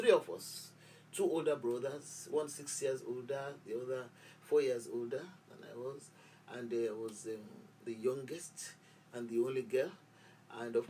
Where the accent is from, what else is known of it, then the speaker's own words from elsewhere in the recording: Lagos, Nigeria; I was born in Yaba, Lagos. And that's where I grew up